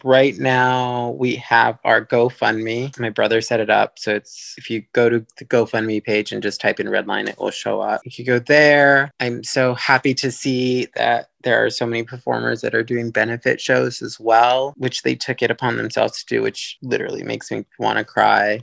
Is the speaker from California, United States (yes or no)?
yes; Los Angeles, California, United States; I grew up in Highland Park